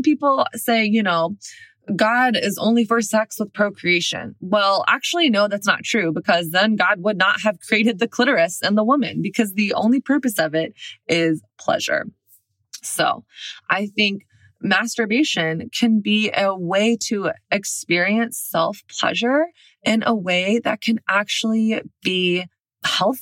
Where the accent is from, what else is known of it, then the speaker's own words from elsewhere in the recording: the South, United States; moved away; also born or lived in Brooklyn; I'm from the South.